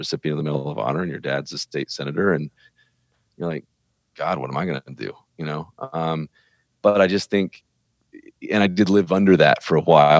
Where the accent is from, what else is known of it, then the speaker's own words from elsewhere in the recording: Birmingham, Alabama, United States; I was born and raised in Birmingham, Alabama